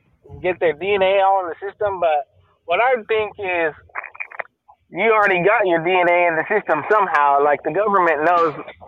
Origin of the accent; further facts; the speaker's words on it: San Diego, California, United States; I've been out here all my life.